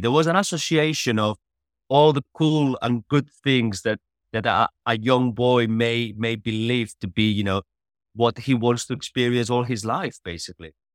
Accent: Catalonia, Spain; moved away as an adult; I grew up in Spain, always, uh, playing football

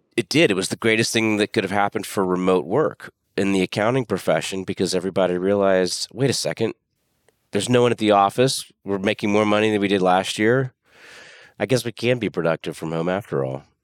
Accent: Pensacola, Florida, United States; moved away as an adult; also born or lived in Austin, Texas / New York / Dallas, Texas; I live in my hometown

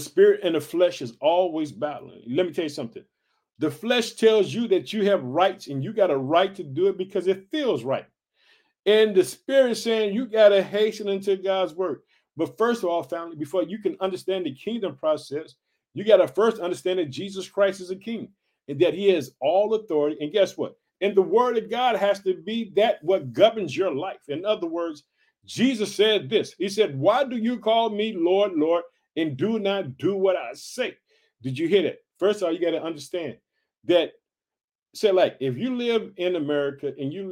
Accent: Illinois, United States; the state of Illinois, which is my home state.

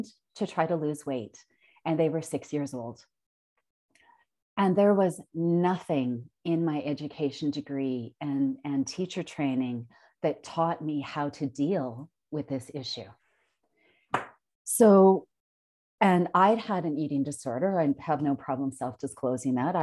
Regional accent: Consort, Alberta, Canada; I grew up in Concert, Alberta

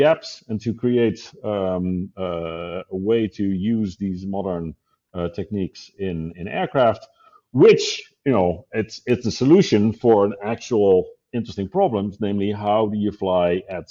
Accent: Netherlands; moved away as an adult; also born or lived in Zurich, Switzerland / Hawthorne, California; now in Switzerland; I moved from Zurich, from the Netherlands, where I was born and raised, to Zurich in Switzerland when Google opened an office there back in 2005.

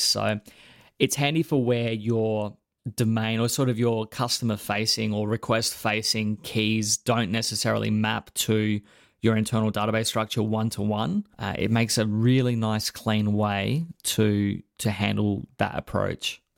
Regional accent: Australia; as an Australian

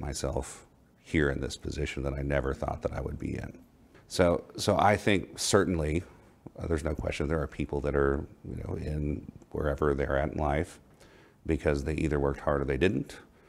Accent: Oklahoma, United States; now in Dallas, United States; I grew up in Oklahoma in a very conservative

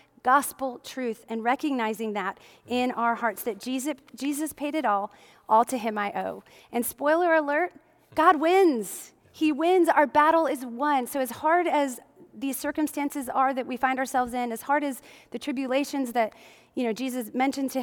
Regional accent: Midwest, United States; growing up in the Midwest, as many of you know, I grew up in the Midwest

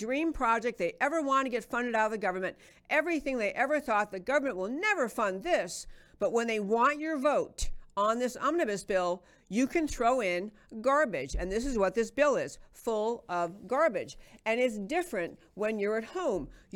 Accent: Texas, United States; also born or lived in Minnesota; it's kind of in the DNA of being a Texan

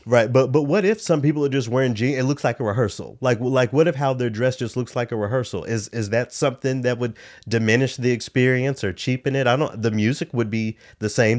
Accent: Memphis, Tennessee, United States; Growing up in Memphis

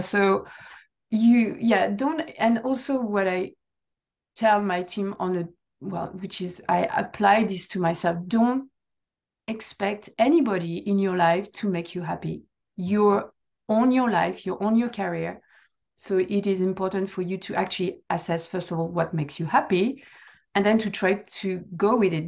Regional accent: south of France, France; first language French; English is a second language; moved away as an adult; also born or lived in United Kingdom; now in Netherlands; I'm coming from a sunny place

